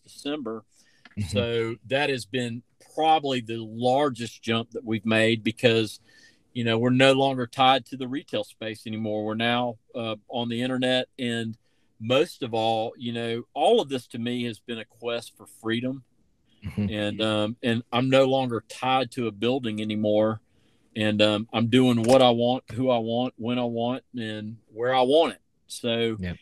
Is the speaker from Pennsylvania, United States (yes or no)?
no; Tybee Island, Georgia, United States; also born or lived in Savannah, Georgia; I'm from Tybee Island, Georgia, man, and uh, and you know, I uh, I don't forget it and I went to Myers Middle School, Johnson High School